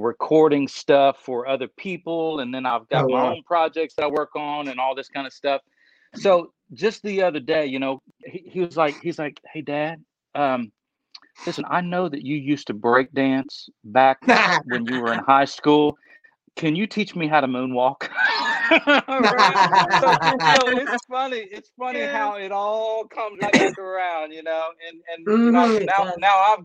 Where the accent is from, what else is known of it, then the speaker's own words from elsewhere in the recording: Cincinnati, Ohio, United States; I'm from Cincinnati, you know, around Cincinnati, Ohio.